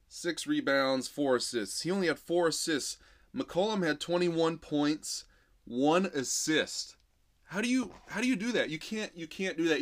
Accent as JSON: {"language": "English", "town": "Portland", "region": "Oregon", "country": "United States", "tie": "born or raised there", "said": "my hometown, you know, Pacific Northwest, Portland"}